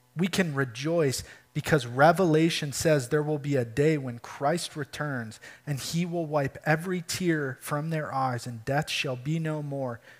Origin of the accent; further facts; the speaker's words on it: Michigan, United States; moved away as an adult; we're from Michigan